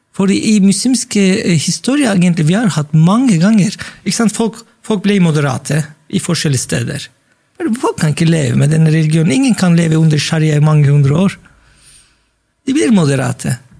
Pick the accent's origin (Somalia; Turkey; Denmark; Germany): Turkey; now in Norway; jeg sa jeg er fra Tyrkia